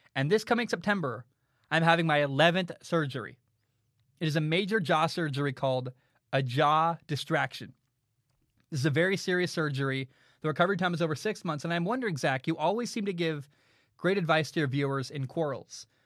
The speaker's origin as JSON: {"language": "English", "town": "Portland", "region": "Oregon", "country": "United States", "tie": "born or raised there", "moved": "as an adult", "lives_now": "Hawaii, United States", "said": "I grew up in Portland, but it the city has really changed from when I grew up"}